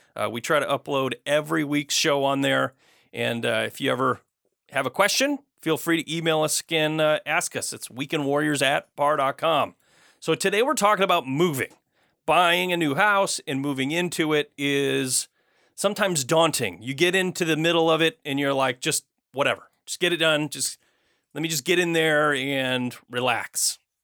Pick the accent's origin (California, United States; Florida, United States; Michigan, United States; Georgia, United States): Michigan, United States; moved away; I grew up out of state. I grew up in Michigan.